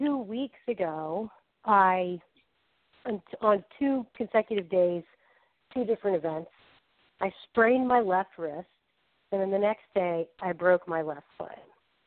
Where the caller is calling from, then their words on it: Falls Church, Virginia, United States; …. I'm from Falls Church, Virginia.